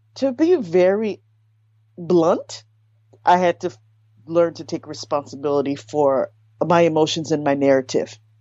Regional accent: United States; my parents are Haitian immigrants. So I was born in America, firstborn

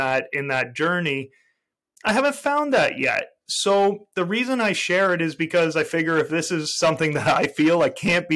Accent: Toronto, Ontario, Canada; I'm a Canadian. I was born and raised in Toronto, Canada

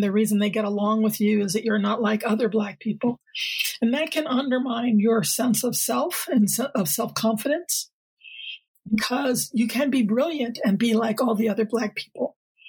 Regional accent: Connecticut, United States; moved away as an adult; now in Seattle, United States; I grew up on the East Coast. Actually, I grew up a little bit all around. My father was in the Air Force. And then we settled in Connecticut, which is where I was born. And I came out here for grad school and never left.

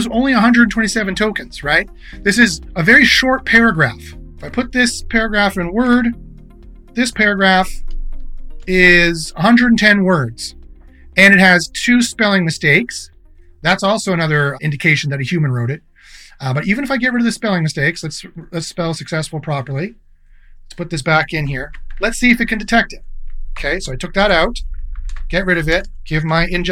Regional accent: Canada; I'm Canadian

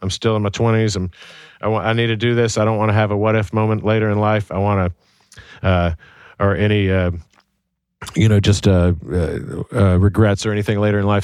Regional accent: Birmingham, Alabama, United States; I grew up in Birmingham, Alabama

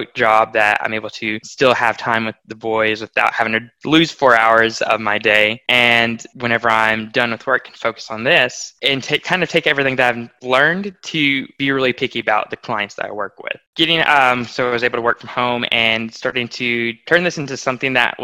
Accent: Nashville, Tennessee, United States; moved away as an adult; now in Arkansas, United States; We're from Nashville, Tennessee

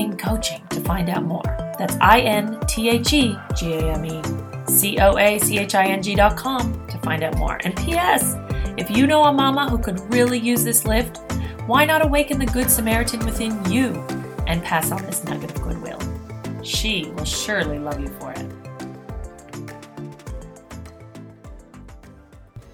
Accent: Quebec, Canada; first language English; I'm an English-speaking person from the same place as Guylaine

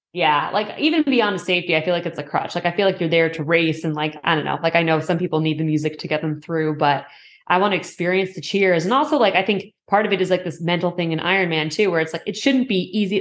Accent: Boston, Massachusetts, United States; also born or lived in Bay Area; now in Los Angeles, United States; I grew up in Boston

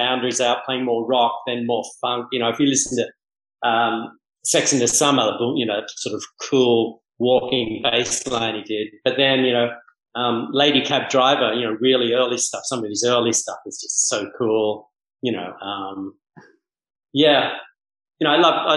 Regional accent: Manly, New South Wales, Australia; also born or lived in Mauritius; now in Bahamas; I grew up in Manly Beach surfing

